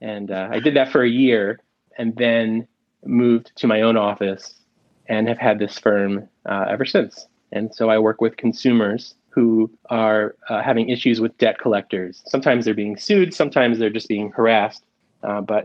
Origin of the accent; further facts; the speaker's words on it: Philadelphia, Pennsylvania, United States; moved away as an adult; also born or lived in Michigan / Guatemala; now in Chicago, United States; I grew up originally in Philadelphia